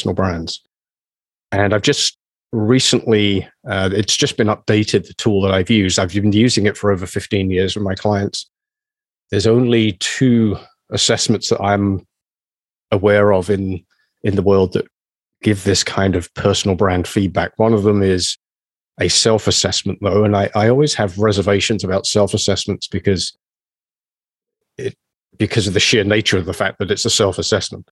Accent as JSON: {"language": "English", "region": "England", "country": "United Kingdom", "moved": "as an adult", "lives_now": "Canada", "said": "I consider Canada as much home as my home country, England."}